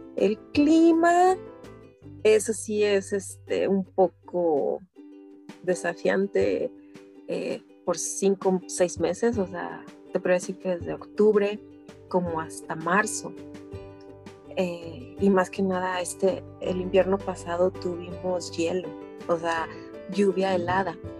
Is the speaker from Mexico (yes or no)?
yes; Mexico City, Mexico; moved away as an adult; now in Edmonton, Canada; yo nací en México, en el Distrito Federal, y pues mi, infancia fue, fue, fue normal, o sea, muy bonita